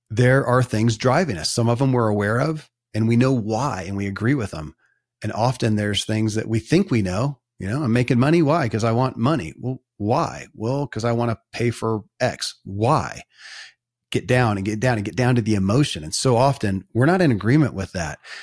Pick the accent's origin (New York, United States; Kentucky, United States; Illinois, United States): Kentucky, United States; born or raised there